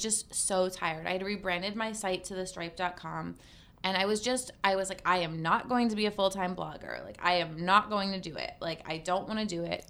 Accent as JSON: {"language": "English", "area": "Cape Cod", "region": "Massachusetts", "country": "United States", "moved": "yes", "said": "I'm originally from Cape Cod, Massachusetts."}